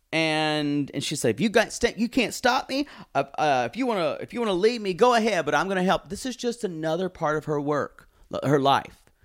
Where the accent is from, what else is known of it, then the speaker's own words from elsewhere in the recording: United States; I'm American